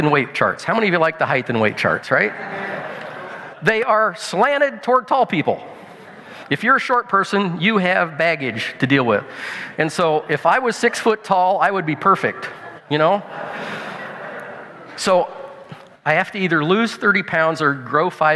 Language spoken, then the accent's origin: English; Illinois, United States; I'm a farmer from Illinois, from the States